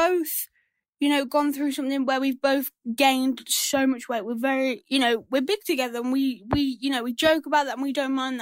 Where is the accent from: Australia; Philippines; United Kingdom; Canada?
United Kingdom; England; I'm from England